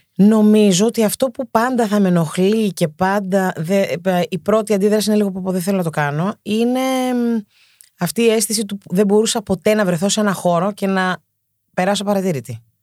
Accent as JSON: {"language": "Greek", "town": "Athens", "region": "Attica", "country": "Greece", "tie": "born or raised there", "said": "Γεννήθηκα και μεγάλωσα στην Κυψέλη. Ναι, είμαι παιδί του κέντρου. Κέντρο Αθήνα"}